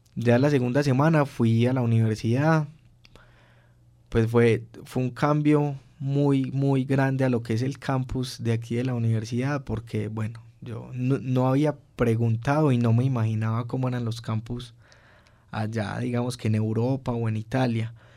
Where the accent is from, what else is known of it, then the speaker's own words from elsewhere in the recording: Colombia; moved away as an adult; also born or lived in Turin, Italy; uno como colombiano que es, digamos, a veces como más charloncito